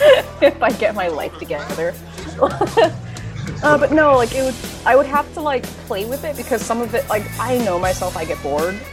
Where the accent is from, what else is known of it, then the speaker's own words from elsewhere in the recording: New York, United States; New York Comic-Con is my hometown con.